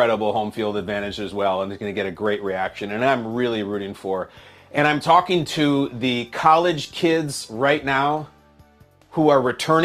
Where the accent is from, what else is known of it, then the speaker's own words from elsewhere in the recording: Lincolnshire, Illinois, United States; a place in Lincolnshire, Illinois, where I went to high school